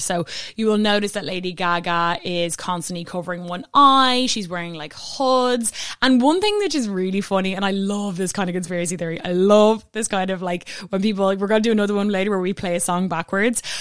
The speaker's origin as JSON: {"language": "English", "country": "Ireland", "said": "I'm Irish"}